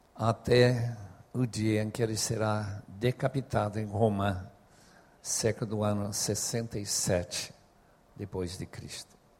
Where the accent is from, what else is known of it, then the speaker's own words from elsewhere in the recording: Bolivia; moved away; Como eu fui criado na Bolívia